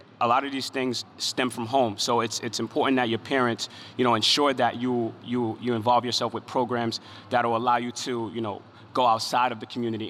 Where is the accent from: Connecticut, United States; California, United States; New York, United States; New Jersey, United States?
New York, United States; New York City; growing up in Brooklyn